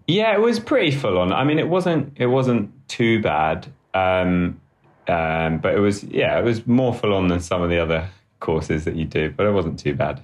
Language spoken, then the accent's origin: English; London, United Kingdom; also born or lived in Sheffield; I grew up in London, in the UK, um, northeast London, in a place called Hackney.